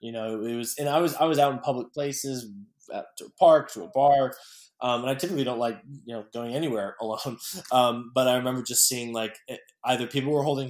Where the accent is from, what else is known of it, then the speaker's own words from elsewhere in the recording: Carmel, Indiana, United States; moved away as an adult; now in New York, United States; growing up in Carmel with people who were supportive and who had the art scene